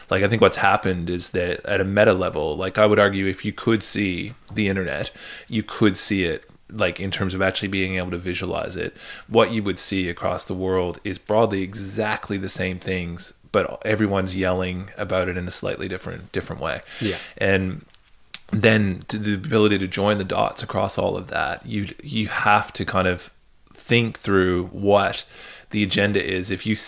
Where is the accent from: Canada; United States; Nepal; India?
Canada; also born or lived in United Kingdom; Whereas that's not my experience of growing up in Canada or in the UK.